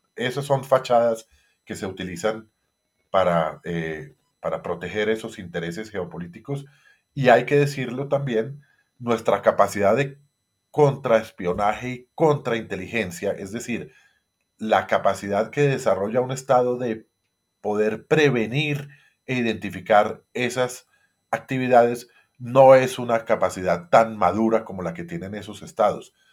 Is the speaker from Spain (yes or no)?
no; Colombia; nosotros como colombianos